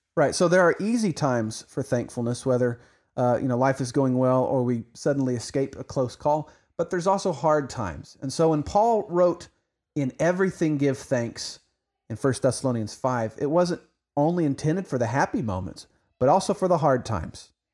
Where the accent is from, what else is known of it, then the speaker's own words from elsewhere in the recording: Oklahoma, United States; now in Texas, United States; even though I live in Texas, I'm an Oklahoman